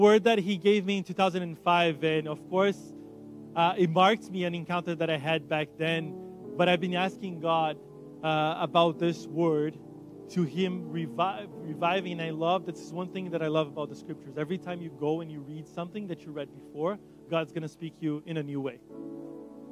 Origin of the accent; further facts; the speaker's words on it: Brazil; first language Portuguese; English is a second language; moved away; I'm from Brazil. So Portuguese